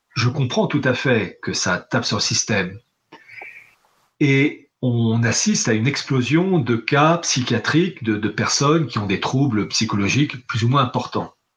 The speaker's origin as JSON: {"language": "French", "country": "France", "said": "je suis français patriote"}